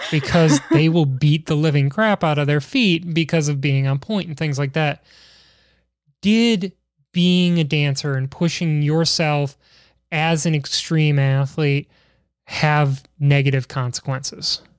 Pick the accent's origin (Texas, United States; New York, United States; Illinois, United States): Illinois, United States; Chicago; being from Chicago